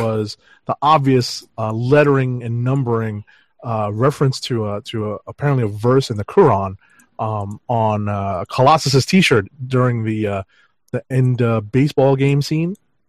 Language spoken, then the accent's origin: English; United States; I mean, I'm from America, but still Indo, you know?